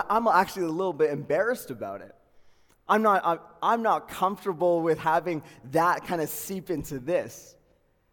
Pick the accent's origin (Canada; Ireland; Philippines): Canada; Calgary, Alberta; I was born in Calgary, Peter Lougheed Hospital, northeast of Calgary, born and raised, grew up there